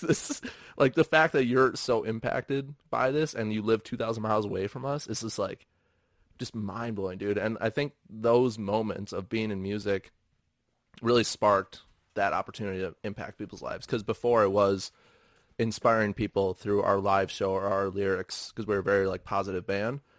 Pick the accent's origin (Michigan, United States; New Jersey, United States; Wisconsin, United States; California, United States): Wisconsin, United States; Milwaukee; I'm from Milwaukee. Like, rehabbing a building in Milwaukee with people that I know and interact with and grew up